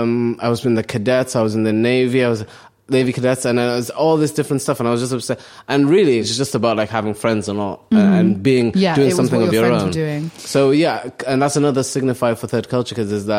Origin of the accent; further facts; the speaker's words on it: Cardiff, Wales, United Kingdom; English is a second language; also born or lived in Somalia; I'm from Wales.